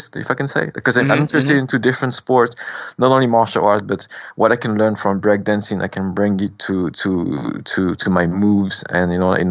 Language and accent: English; France; we went to France because of the war, and I was born in France.